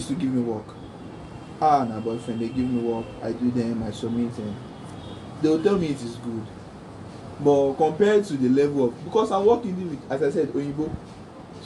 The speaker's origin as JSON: {"language": "English", "country": "Nigeria", "tie": "born or raised there", "said": "The world I live in Nigeria, growing up in Nigeria"}